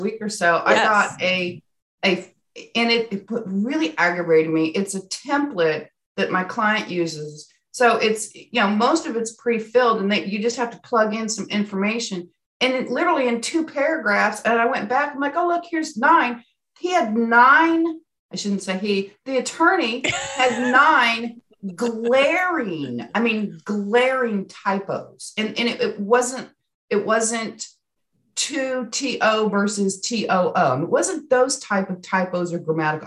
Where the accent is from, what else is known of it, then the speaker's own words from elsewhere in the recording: California, United States; also born or lived in Arkansas / Colorado; now in Northwest Arkansas, United States; I grew up in California